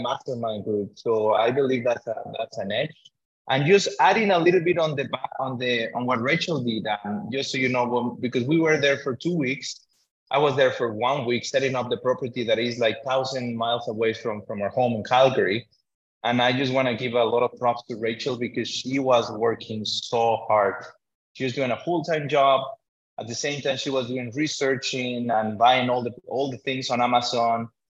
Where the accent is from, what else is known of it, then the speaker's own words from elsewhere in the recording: Mexico; now in Canada; I come as an immigrant from Mexico